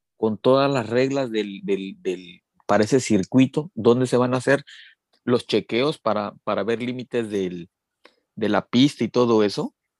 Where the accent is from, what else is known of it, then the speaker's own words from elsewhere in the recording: Mexico; somos más mexicanos